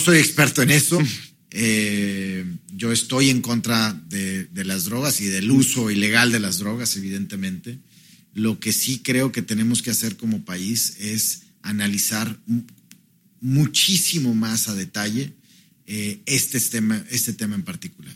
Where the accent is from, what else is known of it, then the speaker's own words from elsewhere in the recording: Mexico; nosotros como mexicanos